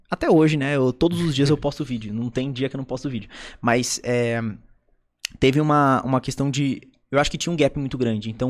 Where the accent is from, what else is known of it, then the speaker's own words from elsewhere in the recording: South Region, Brazil; eu sou do Sul